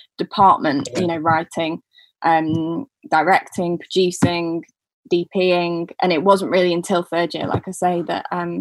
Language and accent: English; Manchester, North West England, United Kingdom; accent: northern; moved away as an adult; also born or lived in Falmouth; I'm from Manchester.